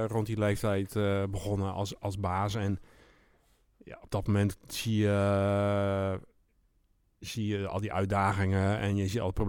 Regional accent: Doetinchem, Gelderland, Netherlands; moved away as an adult; also born or lived in Leeuwarden; now in Emmeloord, Netherlands; In Doetinchem. In Doetinchem. Achterhoek.

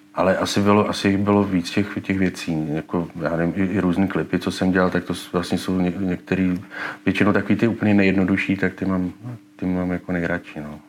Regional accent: Czechia

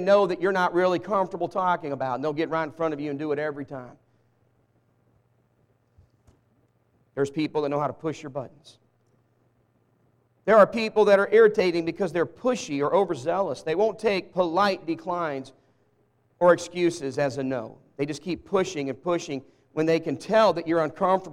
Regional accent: Walnut Ridge, Arkansas, United States; I was born in Walnut Ridge, Arkansas. Raised in the South

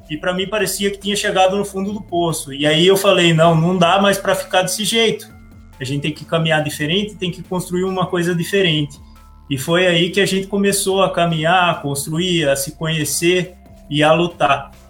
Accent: Pedreira, São Paulo, Brazil; also born or lived in Campinas; Eu nasci em Campinas e morei a vida toda em, Pedreira.

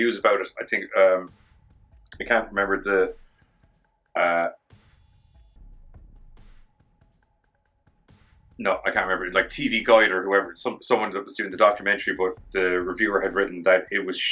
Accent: Ireland; I'm Irish

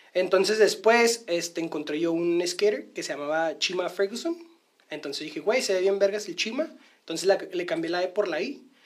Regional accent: northern Mexico, Mexico; como buenos norteños

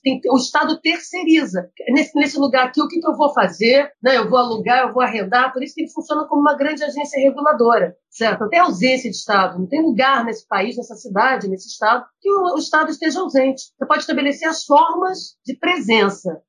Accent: Rio de Janeiro, Brazil; como boa pessoa no Rio de Janeiro, a gente tem que ter um escola de samba, tem que ter um time.

